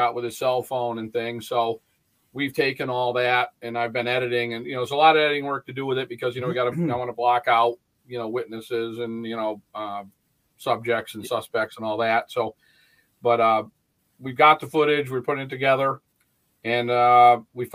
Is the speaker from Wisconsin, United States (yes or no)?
no; Bennington, Vermont, United States; also born or lived in New Jersey; I'm from Bennington, Vermont. I was conceived and born down in New Jersey, but I've been in Vermont most of my life